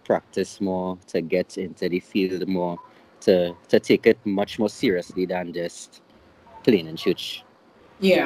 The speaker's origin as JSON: {"language": "English", "country": "Trinidad & Tobago", "said": "I'm also from the beautiful island of Trinidad"}